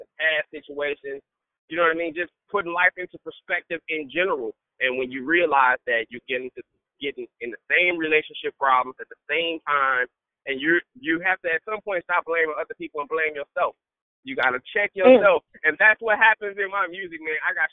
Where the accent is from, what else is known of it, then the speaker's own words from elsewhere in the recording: United States; I'm the American-born